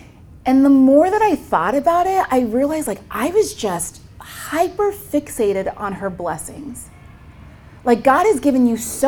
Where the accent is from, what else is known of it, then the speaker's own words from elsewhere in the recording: Nigeria; if you're calling me out of ministry, I'm Nigerian.